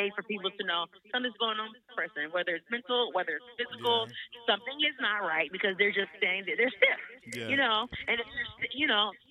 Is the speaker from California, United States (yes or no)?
yes; Oakland, California, United States; moved away as an adult; now in Georgia, United States; I am from Oakland, California, born and raised